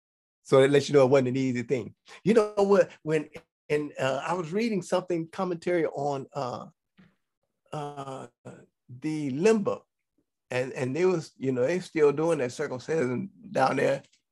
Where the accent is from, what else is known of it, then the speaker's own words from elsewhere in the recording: Ghana; now in Israel; because I was born on Friday. So … right? in Ghana.